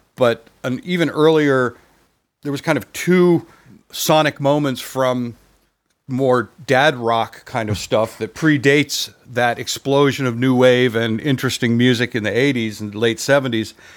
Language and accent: English; Vermont, United States; I was growing up in Vermont